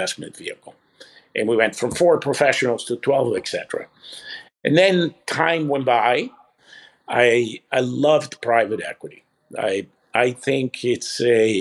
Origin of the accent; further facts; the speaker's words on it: Italy; moved away as an adult; also born or lived in Libya / Canada / Toronto / Michigan; I was born in Libya, grew up in Italy